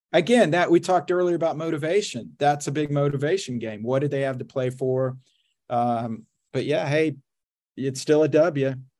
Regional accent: Oklahoma, United States; I grew up in Oklahoma, so I'm a steak and potatoes guy

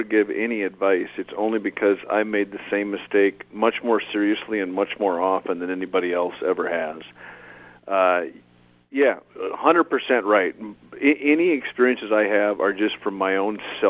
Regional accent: LaMoure, North Dakota, United States; also born or lived in Jamestown, North Dakota; now in Oakes, United States; Grew up 17 miles northwest of Lemoore, North Dakota. Farm kid

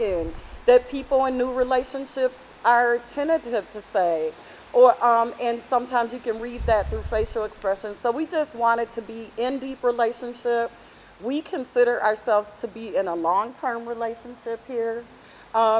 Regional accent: Oakland, California, United States; I hail from Oakland, California

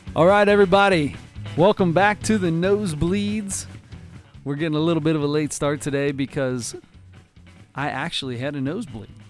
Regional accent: Cincinnati, Ohio, United States; we are from Cincinnati, Ohio

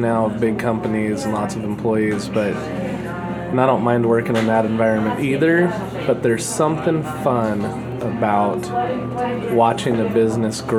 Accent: Oregon, United States; moved away as an adult; now in Santa Clarita, United States; Originally, I'm from Oregon. So I kind of grew up around coffee

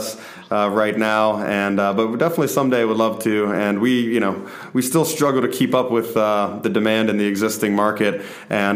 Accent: Stone Mountain, Georgia, United States; also born or lived in Tucker, Georgia; Stone Mountain, Georgia. When I spent my whole childhood there in Tucker and Stone Mountain

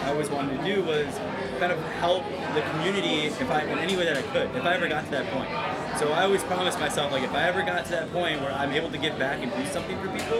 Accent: Chicago, Illinois, United States; also born or lived in Oakland; Well, I grew up in Little Village, Chicago.

